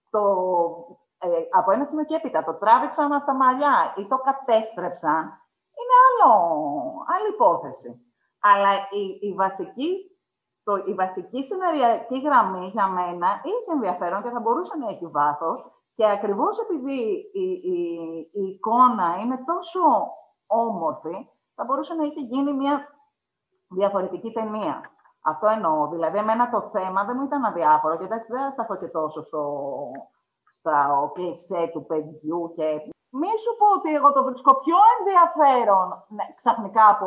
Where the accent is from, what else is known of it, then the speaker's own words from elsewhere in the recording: Greece; έχω γεννηθεί στην Ελλάδα από συγκεκριμένου γονεί